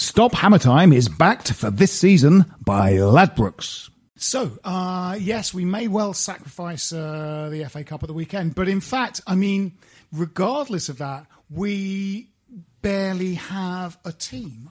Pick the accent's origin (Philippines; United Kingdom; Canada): United Kingdom; Kent, South East England; we grew up in Kent, and we're West Ham fans